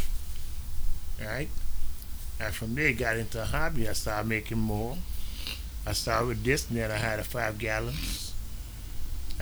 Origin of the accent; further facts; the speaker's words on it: Guyana; I'm from Guyana